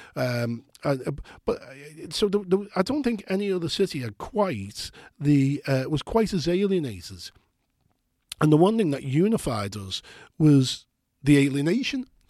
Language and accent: English; Liverpool, North West England, United Kingdom; I'm from Burlington Street in Liverpool, three between Scotland and Vauxhall Roads. We, we lived in tenements